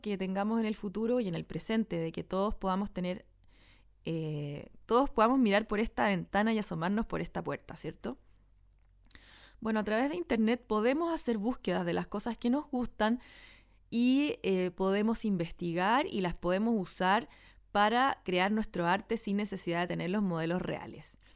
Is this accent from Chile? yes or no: yes; Santiago, Santiago Metropolitan Region, Chile; en el barrio donde yo nací y me crié que es donde vivo todavía